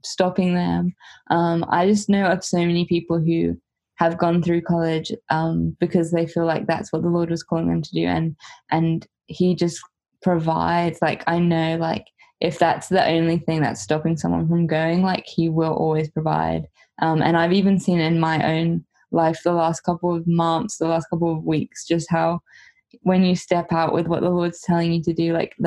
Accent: Portsmouth, South East England, United Kingdom; moved away as an adult; now in Huntington Beach, United States; Portsmouth, my hometown

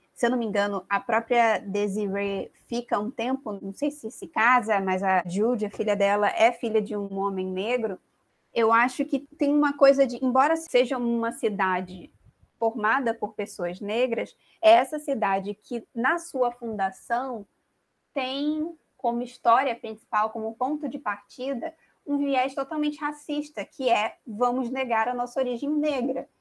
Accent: Brazil; nós somos brasileiros

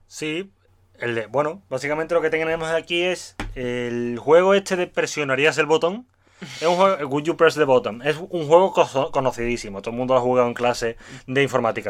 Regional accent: Seville, Andalusia, Spain; soy sevillano

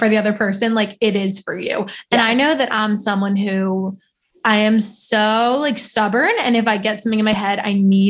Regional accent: New Jersey, United States; moved away as an adult; now in Philadelphia, United States; So I grew up in South Jersey

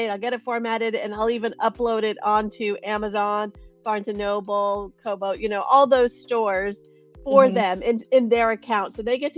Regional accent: Cupertino, California, United States; I'm born and raised in Silicon Valley, grew up in Cupertino

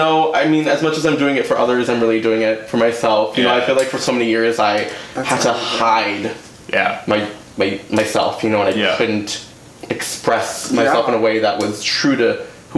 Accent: Houston, Texas, United States; moved away; I'm from Houston, Texas originally

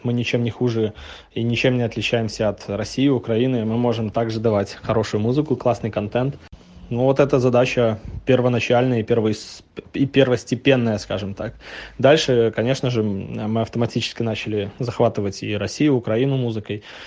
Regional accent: Novopolotsk, Vitebsk Region, Belarus; now in Minsk, Belarus; Я белорус, живу в Минске, родом из Новополоцка.

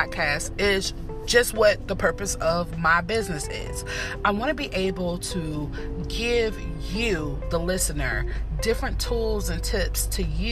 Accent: Northern Virginia, United States; I am from Virginia, North of Virginia to be exact.

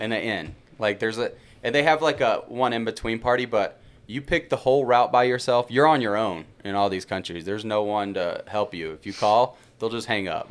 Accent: Birmingham, Alabama, United States; moved away as an adult; also born or lived in Yellowstone National Park / Bozeman, Montana; I'm from Birmingham, Alabama originally.

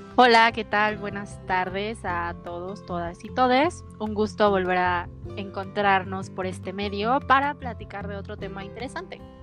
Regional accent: Mexico City, Mexico; nosotros que eh, somos de la Ciudad de México

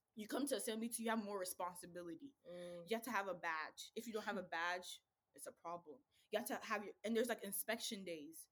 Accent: Ghana; accent: Ghanaian; now in United States; That's African uh, accent. I'm Ghanaian accent right there

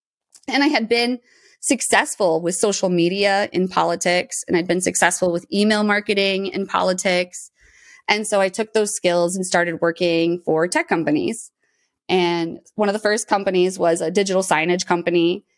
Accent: Moline, Illinois, United States; I was born and raised in Moline, Illinois, so small town on the Mississippi River.

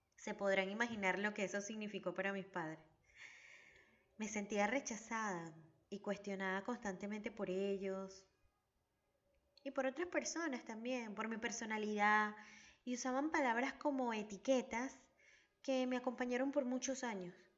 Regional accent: Venezuela; now in Argentina; Mi país de origen es Venezuela y mi hogar está en Argentina.

